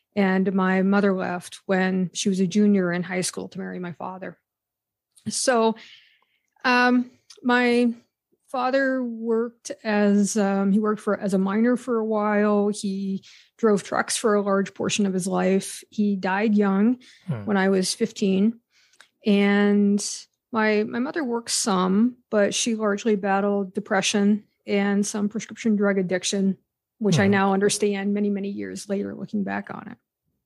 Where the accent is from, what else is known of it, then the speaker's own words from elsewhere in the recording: Pennsylvania, United States; So I grew up in Western Pennsylvania, in a town of about 200 people. It was It was a coal mining area, mostly strip mining. And it's a very large Amish community that surrounded that town.